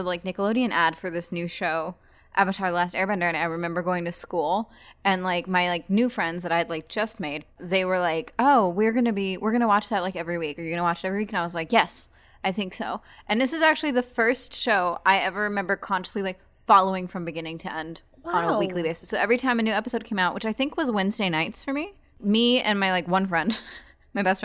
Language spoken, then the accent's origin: English; Germany; moved away; I grew up in Germany